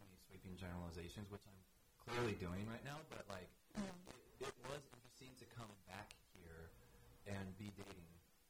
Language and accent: English; Midwest, United States; moved away; I'm from the Midwest, like full on, full on.